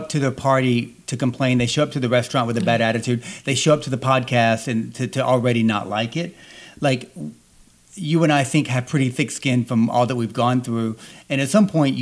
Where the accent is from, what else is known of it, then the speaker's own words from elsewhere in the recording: the South, United States; growing up in the South